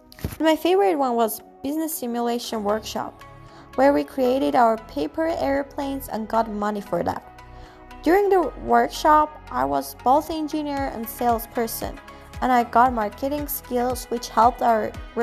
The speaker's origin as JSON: {"language": "English", "country": "Armenia", "said": "from Armenia. I'm 18 years old"}